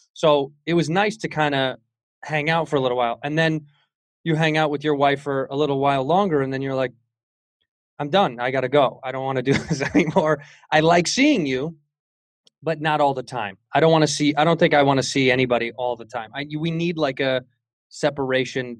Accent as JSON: {"language": "English", "town": "Chicago", "region": "Illinois", "country": "United States", "moved": "yes", "lives_now": "Los Angeles, United States", "said": "I'm from Chicago."}